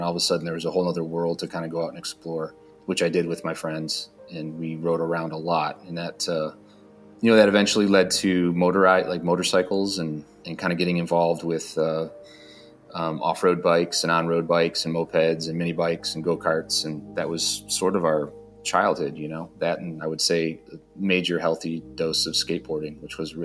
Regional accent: Dearborn, Michigan, United States; also born or lived in Detroit, Michigan; I was born and raised in Detroit, Michigan, and actually born in Dearborn

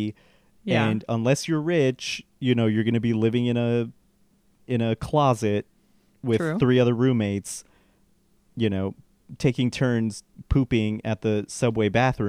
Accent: Colorado, United States; born or raised there; now in Los Angeles, United States

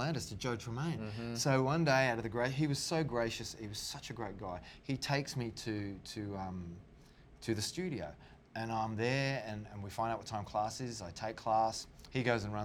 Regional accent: Australia; moved away as an adult; my visa ran out. I had to go back home

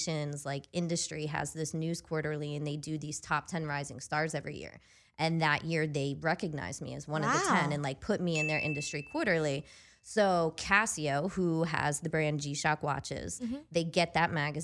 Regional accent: the Poconos, Pennsylvania, United States; moved away as an adult; also born or lived in Scranton, Pennsylvania; I grew up in the Poconos

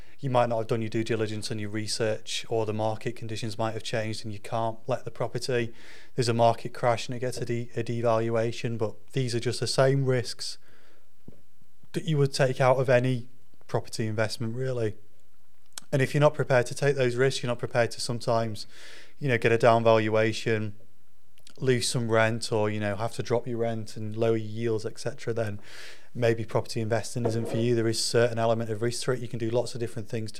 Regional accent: Yorkshire and the Humber, United Kingdom; I'm a Yorkshireman

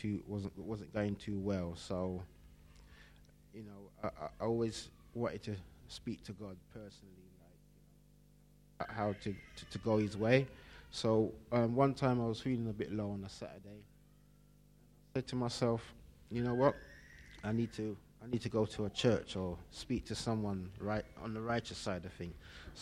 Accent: London, United Kingdom; I was born and bred in Stockwell, and I've been kind of spiritual back in the day. I used to go to Stockwell Baptist Church

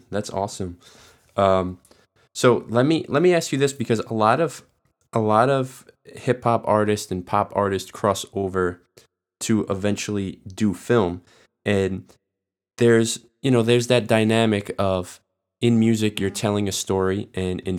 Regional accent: New York, United States; I'm I'm from New York

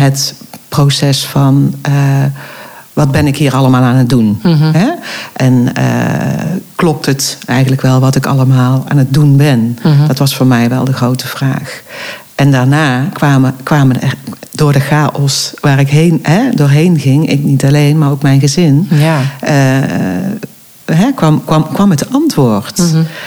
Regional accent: Eindhoven, North Brabant, Netherlands; now in Oirschot, Netherlands; Ik kom origine niet uit uh, Oorschot, maar uit Eindhoven

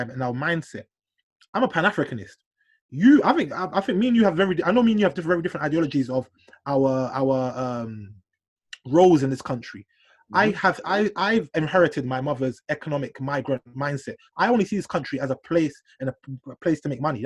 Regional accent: London, United Kingdom; Black Londoner

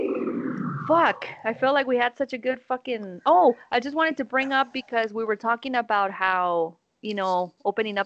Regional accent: Guanajuato, Mexico; English is a second language; moved away; I had Guanajuato, my hometown

